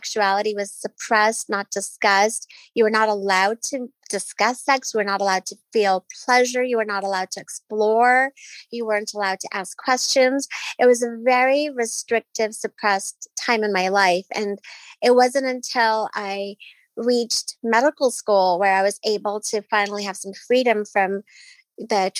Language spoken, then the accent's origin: English; Nairobi, Kenya; I grew up in Nairobi, Kenya, in a very traditional, strict Muslim household.